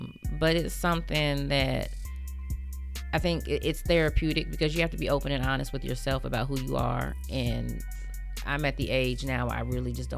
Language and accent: English; Troy, Alabama, United States; Alabama, Troy.